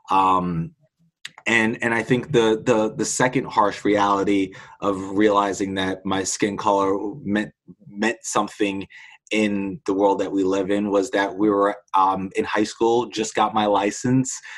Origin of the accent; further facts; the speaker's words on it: Queens, New York, United States; you know, I am a kid from Queens.